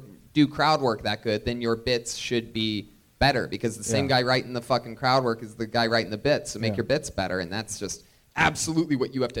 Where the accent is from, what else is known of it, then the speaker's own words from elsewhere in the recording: Youngstown, Ohio, United States; Wow. Youngstown, Ohio.